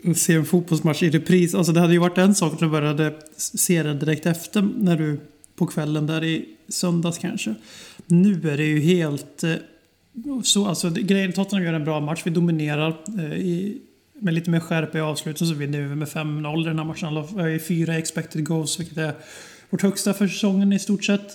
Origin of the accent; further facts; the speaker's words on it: Sweden; vi svenskar